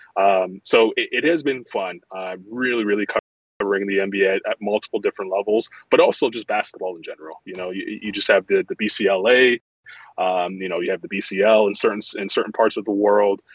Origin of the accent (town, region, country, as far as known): Toronto, Ontario, Canada; born or raised there; moved away as an adult; also born or lived in Montreal, Quebec, Canada; now in Charlotte, United States